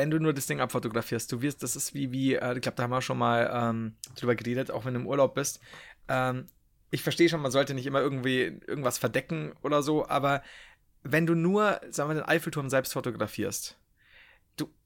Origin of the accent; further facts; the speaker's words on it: Bavaria, Germany; Nee, das stimmt, ich bin Franke.